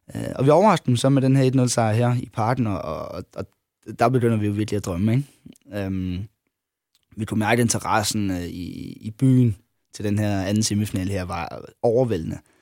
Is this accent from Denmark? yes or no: yes; Funen, Southern Denmark, Denmark; jeg var Fynbo